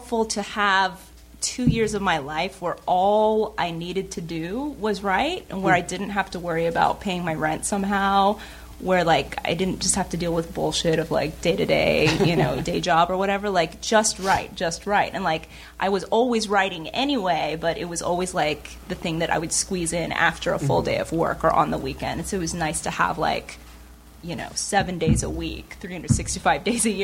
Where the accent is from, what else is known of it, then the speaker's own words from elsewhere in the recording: Irvine, California, United States; In Irvine. So Southern California, born and bred, you know, like I've always lived out here